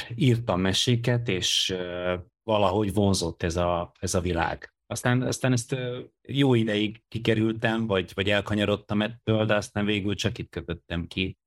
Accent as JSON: {"language": "Hungarian", "country": "Hungary", "tie": "born or raised there"}